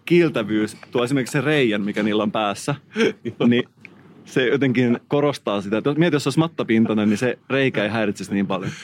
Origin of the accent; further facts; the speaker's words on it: Salo, Southwest Finland, Finland; mä oon kotoisin Salosta